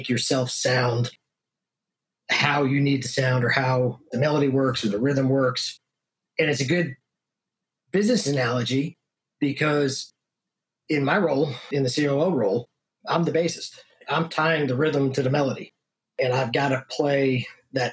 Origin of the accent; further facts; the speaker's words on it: Northeast, United States; moved away as an adult; also born or lived in Hyde Park, New York; now in Texas, United States; I'm from the Northeast, actually. So moved down to Texas in 2009, work related